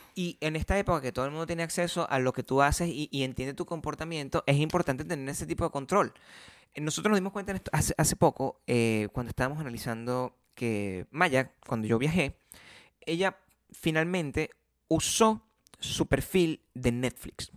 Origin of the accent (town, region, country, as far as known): Paraguaná, Falcón, Venezuela; accent: generic paraguanero; moved away; also born or lived in Caracas